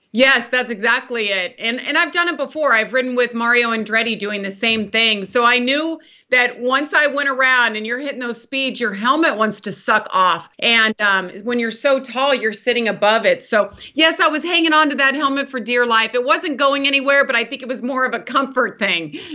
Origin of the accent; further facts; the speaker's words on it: California, United States; I grew up in Lake Tahoe, so California girl, mountain girl